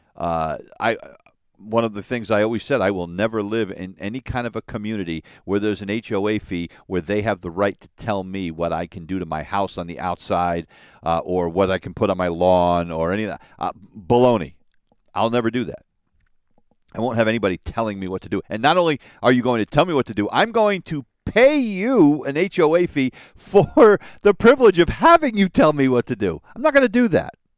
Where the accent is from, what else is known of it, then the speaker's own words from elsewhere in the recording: United States; an American citizen